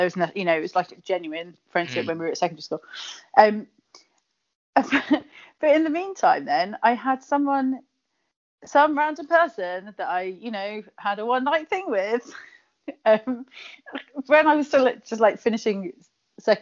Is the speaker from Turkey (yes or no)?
no; Kent, South East England, United Kingdom; accent: Kent; where I grew up in Kent, where the accent is harsher than a cheese grater